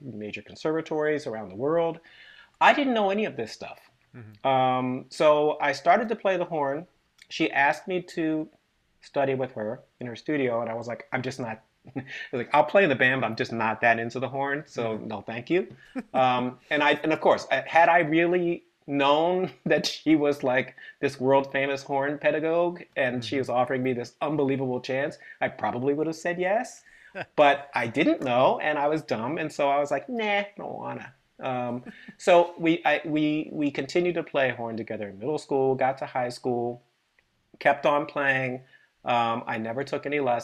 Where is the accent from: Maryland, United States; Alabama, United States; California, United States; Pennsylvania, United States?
Maryland, United States; I grew up in Maryland